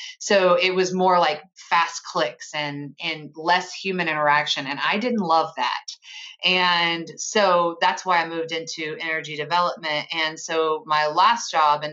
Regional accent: Chattanooga, Tennessee, United States; moved away as an adult; also born or lived in suburbs of Philadelphia; We're from Chattanooga

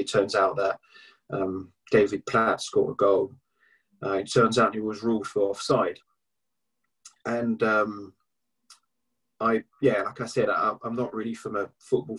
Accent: Paris, Île-de-France, France; moved away as an adult; now in England; I was born in Paris. I grew up just outside of Paris.

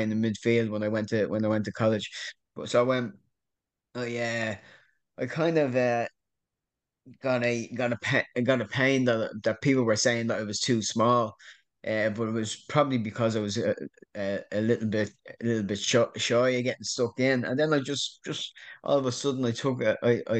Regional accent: Dublin, Leinster, Ireland; moved away as an adult; also born or lived in Portmarnock, Dublin / Oklahoma, United States; originally I'm from Tala in Dublin

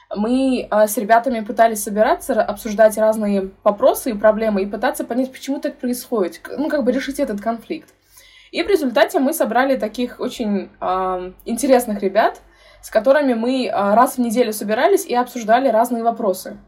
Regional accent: Tashkent, Uzbekistan; я э, родилась и выросла в Ташкенте, в Узбекистане

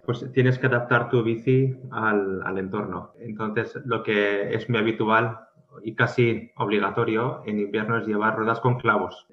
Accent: Pamplona, Navarre, Spain; now in Oslo, Norway; en Pamplona, que es de donde vengo

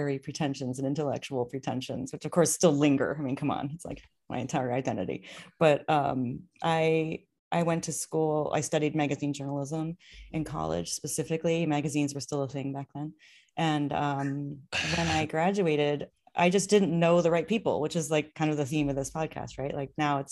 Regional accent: Minnesota, United States; I grew up in Minnesota

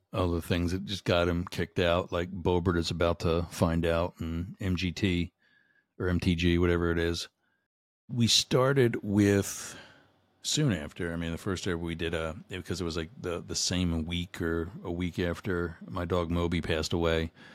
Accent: Boyertown, Pennsylvania, United States; my hometown, a Boyer Town, Pennsylvania

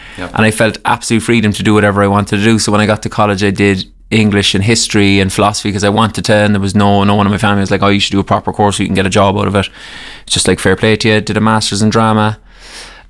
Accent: Cork, Munster, Ireland; I am from Cork. I always say Cork City.

